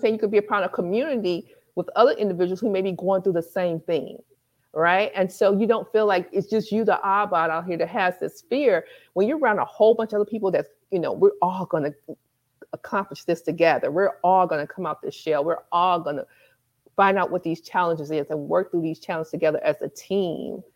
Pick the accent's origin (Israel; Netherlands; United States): United States; Michigan; moved away; Michigan's my hometown